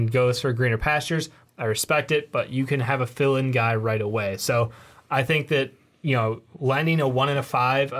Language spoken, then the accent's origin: English; Chicago, Illinois, United States; we're from Chicago